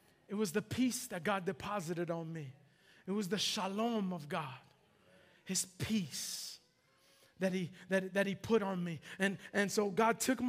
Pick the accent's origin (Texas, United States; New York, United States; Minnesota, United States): New York, United States; New York City; it was high school, I was at Bronx Science